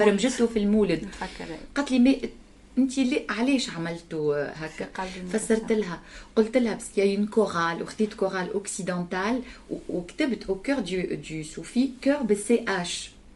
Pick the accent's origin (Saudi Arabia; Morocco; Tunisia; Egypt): Tunisia; كنت انا من تونس